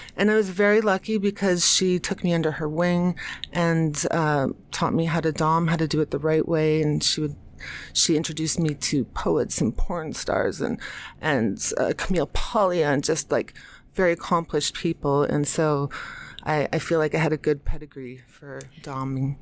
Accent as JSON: {"language": "English", "country": "United States", "also_born_or_lived": "New York City", "said": "I'm American"}